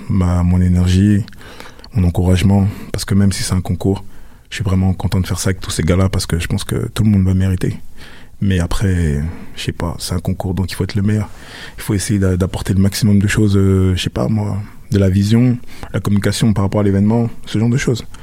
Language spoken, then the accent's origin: French; France; born or raised there; moved away as an adult; also born or lived in Douala, Cameroon; now in Montreal, Canada